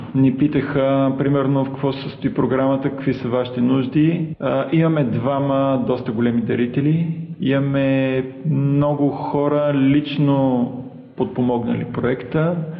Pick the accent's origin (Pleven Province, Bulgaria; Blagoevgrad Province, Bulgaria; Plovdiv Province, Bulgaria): Plovdiv Province, Bulgaria; Plovdiv; родом съм от Пловдив